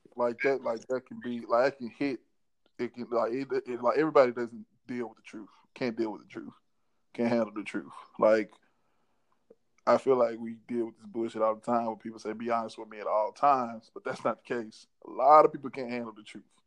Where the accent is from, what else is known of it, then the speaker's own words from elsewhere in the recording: Memphis, Tennessee, United States; also born or lived in Mississippi (birthplace, hometown) / Dallas, Texas; Came back to Memphis after my sixth grade year and went to my seventh grade year